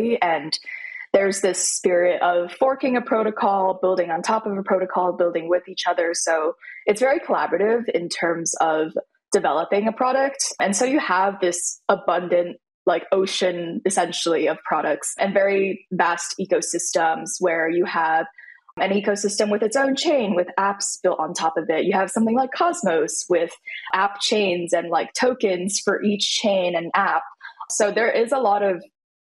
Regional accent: Beijing, China; I grew up in Beijing.

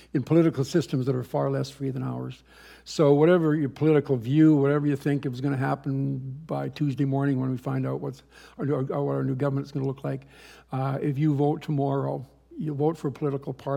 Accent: Canada; also born or lived in Florida / Kitchener / Hamilton; We're Canadians. We're not dual. We're just Canadians

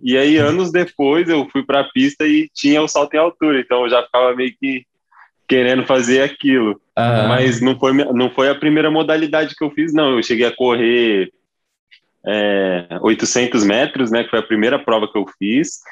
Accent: Ribeirão Preto, São Paulo, Brazil; Eu sou nascido em Ribeirão

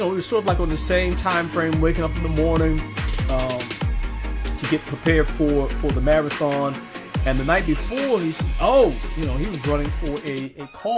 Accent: New York, United States; I grew up in New York

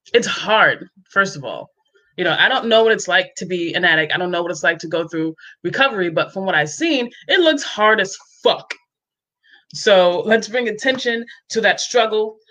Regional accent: New York, United States; also born or lived in Cape Cod, Massachusetts; now in Columbus, Georgia, United States; I'm from New York, but I lived on Cape Cod for many years, and I'm now in Columbus, Georgia

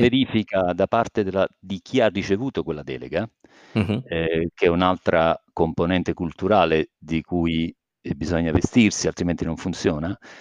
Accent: Campania, Italy; now in Rome, Italy; io sono campano di origini

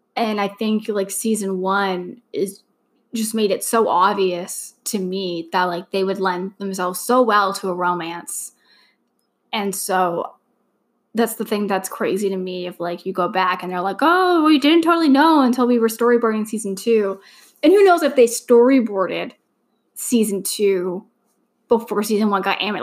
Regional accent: Canada; I'm also Canadian

